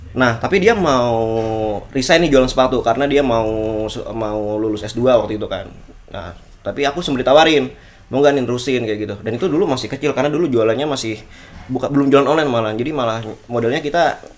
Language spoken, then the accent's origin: Indonesian; Jakarta, Indonesia; now in Yogyakarta, Indonesia; aku anak rantau kan aku dari Jakarta jadi di Jogja nih lepas orang tua